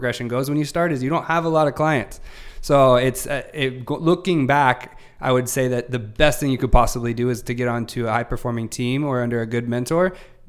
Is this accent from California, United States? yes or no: yes; Sacramento, California, United States; moved away as an adult; now in San Diego, United States; So I came out to San Diego about 2010. I'm from Sacramento, born and raised in Northern California. Moved down here when I was about 24.